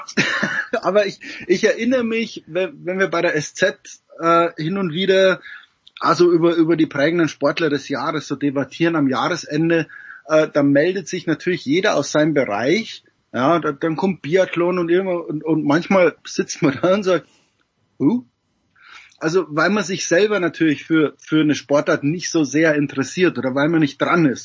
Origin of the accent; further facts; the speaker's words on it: Regensburg, Bavaria, Germany; ich komme aus der Stadt mit dem größten Baseballstadion in Deutschland. Mhm. Um, ähm, in Regensburg